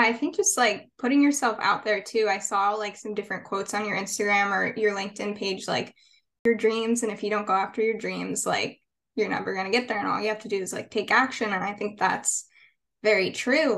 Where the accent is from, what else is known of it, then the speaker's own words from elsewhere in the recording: San Diego, California, United States; moved away as an adult; also born or lived in Orange County, California; now in Nashville, United States; I'm from San Diego originally